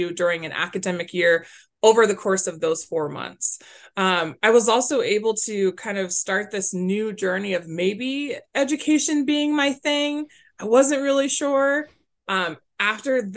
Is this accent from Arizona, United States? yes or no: yes; Glendale, Arizona, United States; also born or lived in Phoenix, Arizona / Tucson, Arizona; born and raised in Glendale, which is a little pocket right next to Phoenix, Arizona